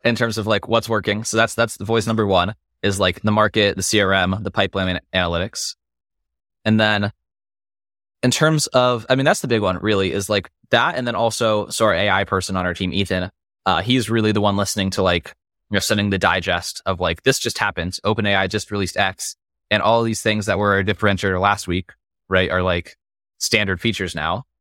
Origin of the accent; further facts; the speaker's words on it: Las Vegas, Nevada, United States; growing up in Vegas